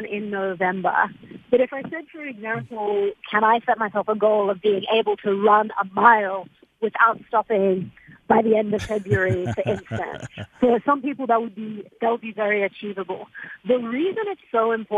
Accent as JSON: {"language": "English", "country": "Australia", "moved": "yes", "said": "I'm from Australia. My grandparents still live there"}